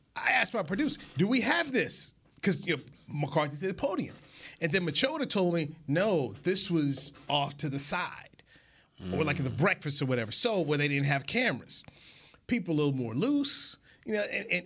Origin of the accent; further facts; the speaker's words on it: North Carolina, United States; now in Frisco, United States; Haven't haven't spent a lot of time growing up in North Carolina